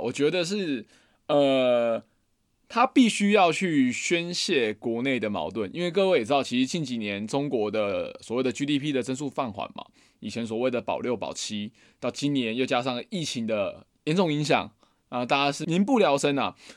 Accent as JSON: {"language": "Chinese", "country": "Taiwan", "said": "我们以前台湾会说不能说闽南话"}